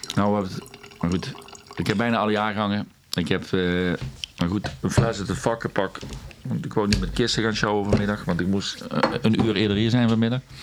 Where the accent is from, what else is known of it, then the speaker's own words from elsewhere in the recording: Netherlands; wij zijn Hollanders